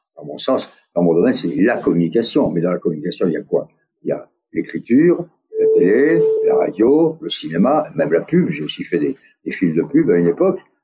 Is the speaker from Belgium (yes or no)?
no; France; accent: French; moved away; also born or lived in United States; mon accent français